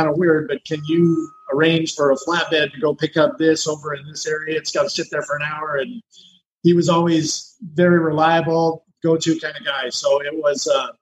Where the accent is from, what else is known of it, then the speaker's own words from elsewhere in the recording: California, United States; also born or lived in Idaho; I grew up in California